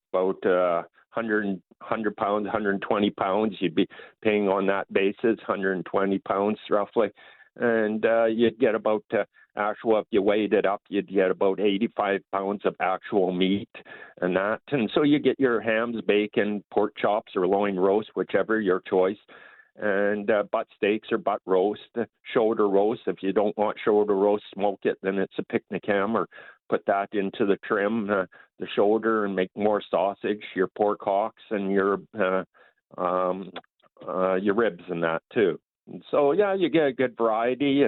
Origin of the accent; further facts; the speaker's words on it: Argyle, Manitoba, Canada; I'm from Argyle, Manitoba here, just north of Stonewall and north of Winnipeg a little ways.